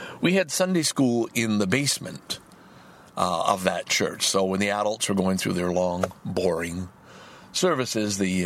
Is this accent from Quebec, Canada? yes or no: yes; Salaberry-de-Valleyfield, Quebec, Canada; also born or lived in Lachine; I grew up in Valleyfield the first 8 years of my life.